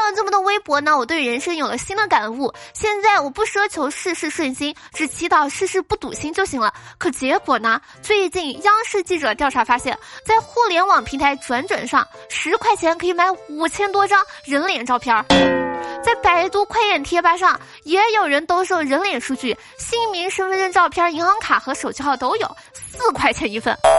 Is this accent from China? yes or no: yes; southern China, China; 我作为一个南方人